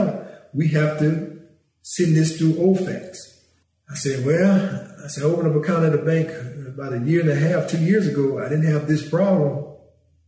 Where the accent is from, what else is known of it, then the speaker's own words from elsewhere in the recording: Franklin, United States; I was from Franklin